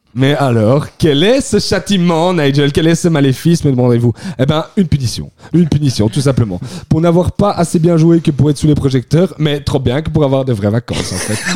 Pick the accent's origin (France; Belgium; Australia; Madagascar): Belgium; chez nous en Belgique